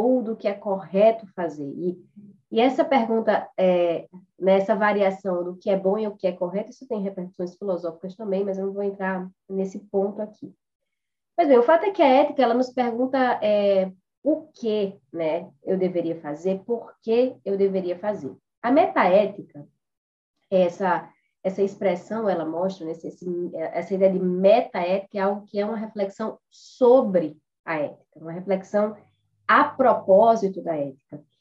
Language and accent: Portuguese; Natal, Rio Grande do Norte, Brazil; moved away as an adult; now in São Paulo, Brazil; eu sou de Natal, então eu sou ah, formada em Direito, né, pela Universidade Federal do Rio Grande do Norte, mas já resido aqui em São Paulo há oito anos.